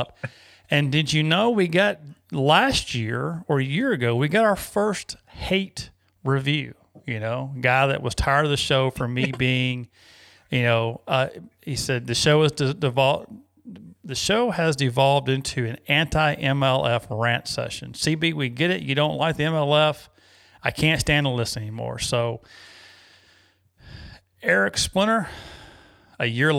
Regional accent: Danville, Virginia, United States; I'm from Danville. We're probably 45 minutes apart. Where I was born and raised, so two Virginia kids

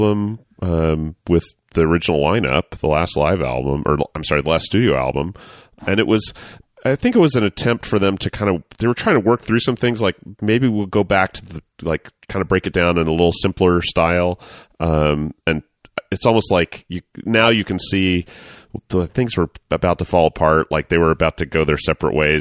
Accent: United States; I'm an American white male

